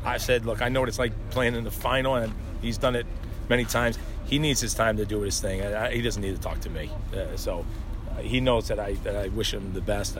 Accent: 20 minutes from Philadelphia, New Jersey, United States; now in Kansas City, United States; I grew up, you know, 20 minutes from Philly

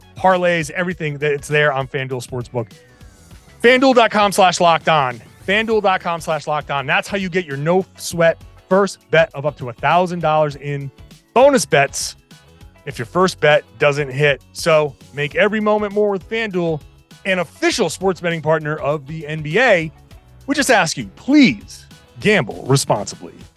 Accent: Pawtucket, Rhode Island, United States; I grew up in Pawtucket, Rhode Island

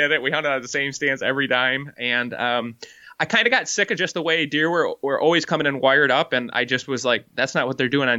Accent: Grand Haven, Michigan, United States; moved away as an adult; now in Iowa, United States; I basically am born and raised in Grand Haven, Michigan.

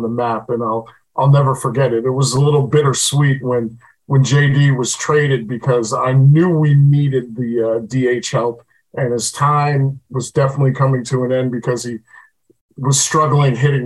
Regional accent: Long Island, New York, United States; also born or lived in Queens, New York; I was originally born in Queens. My family moved me out to Long Island at the ripe old age of 1 year old. And, I've lived there ever since.

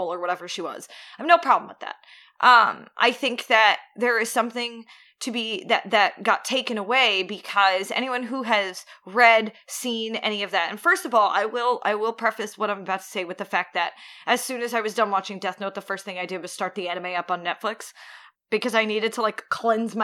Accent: United States

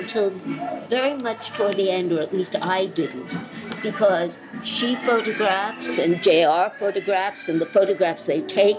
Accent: United States; I don't like to regard myself as American these days either.

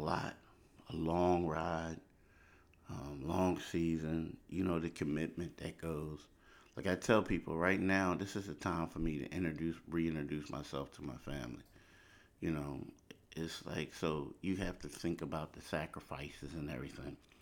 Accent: Philadelphia, Pennsylvania, United States; moved away as an adult; also born or lived in the South (US); I'm from Philly, but I lived down south for a decade.

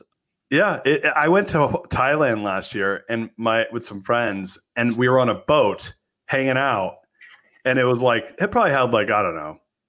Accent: Orange County, Southern California, United States; also born or lived in San Francisco; I grew up in Southern California, Orange County. Then I moved to San Francisco

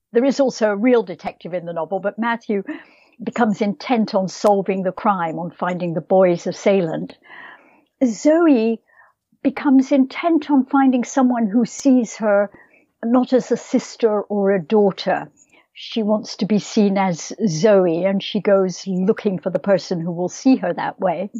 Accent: Scotland, United Kingdom; moved away; I think of myself as a Scottish writer

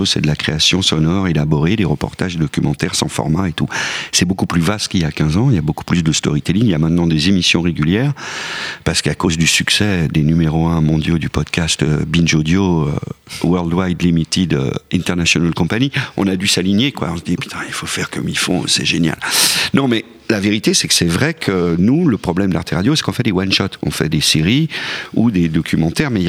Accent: Switzerland; Non, moi je viens de la Suisse, donc je suis pas vraiment un sujet.

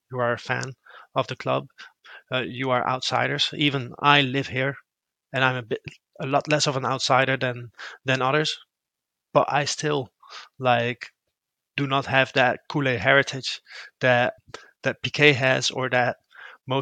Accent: Rotterdam, South Holland, Netherlands; I grew up in Rotterdam.

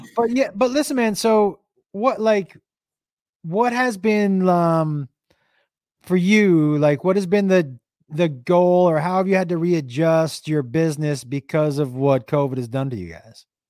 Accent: Amherst, United States; Growing up in in Amherst to me was like growing up in an in an '80s movie in in Goonies

